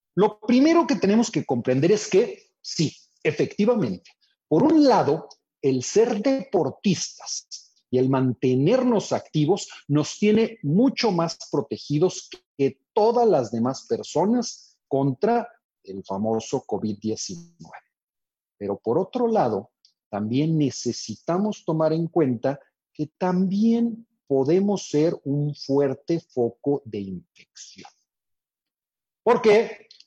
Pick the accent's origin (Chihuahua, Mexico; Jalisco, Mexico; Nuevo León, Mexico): Nuevo León, Mexico; Monterrey; yo soy acá de Monterrey